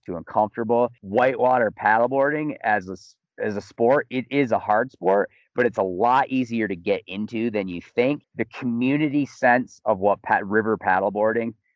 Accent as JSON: {"language": "English", "town": "Grand Rapids", "region": "Michigan", "country": "United States", "tie": "born or raised there", "also_born_or_lived": "Missoula, Montana / Colorado", "moved": "as an adult", "lives_now": "Salida, United States", "said": "I'm originally from Grand Rapids, Michigan. Grew up as kind of a, doing the whole kind of like Olympic development style ski racing."}